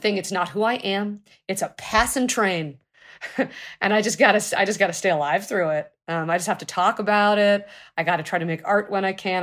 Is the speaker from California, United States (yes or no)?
yes; Los Angeles, California, United States; I was born in Los Angeles.